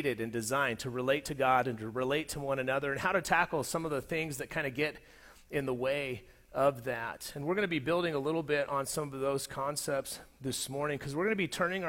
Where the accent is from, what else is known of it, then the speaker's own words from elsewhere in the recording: Southern California, United States; moved away as an adult; also born or lived in Colorado; In 2003, I moved from Southern California to Colorado. And the place that I was moving from was a place that I had, for the most part, had grown up and been formed as an adult